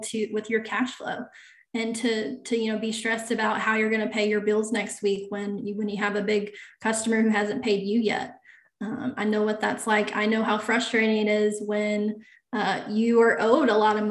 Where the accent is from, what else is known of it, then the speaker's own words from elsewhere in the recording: North Carolina, United States; I was the controller for pretty good sized manufacturer here in my hometown